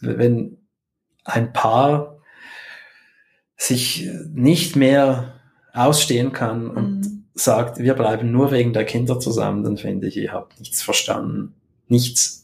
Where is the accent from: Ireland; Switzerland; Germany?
Switzerland; als Schweizer